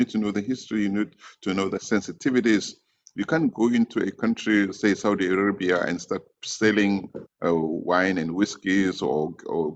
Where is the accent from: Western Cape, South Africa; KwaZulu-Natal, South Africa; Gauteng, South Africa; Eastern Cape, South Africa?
Gauteng, South Africa; Soweto; I grew up in Deep Kloof, Soweto